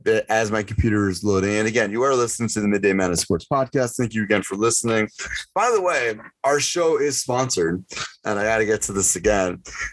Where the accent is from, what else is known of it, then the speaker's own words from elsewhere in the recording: New England, United States; moved away as an adult; also born or lived in Massachusetts; now in Pennsylvania, United States; I grew up in New England.